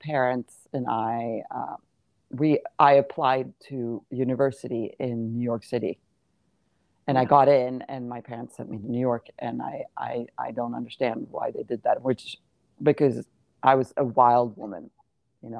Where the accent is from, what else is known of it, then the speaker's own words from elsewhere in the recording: Sweden; I grew up in Sweden